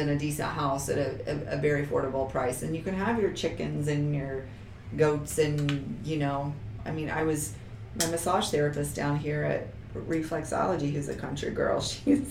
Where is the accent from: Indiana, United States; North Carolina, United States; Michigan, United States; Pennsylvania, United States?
Indiana, United States; Henry County; I grew up in Henry County